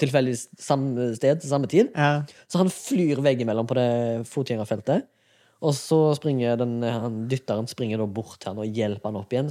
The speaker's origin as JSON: {"language": "Norwegian", "town": "Haugesund", "region": "Rogaland", "country": "Norway", "tie": "born or raised there", "moved": "yes", "said": "Jeg var hjemme i Haugesund"}